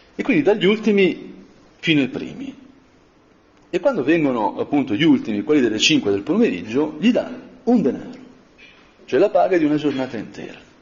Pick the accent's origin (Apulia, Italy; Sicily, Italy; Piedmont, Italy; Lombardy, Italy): Lombardy, Italy; Brianza; da Brianzola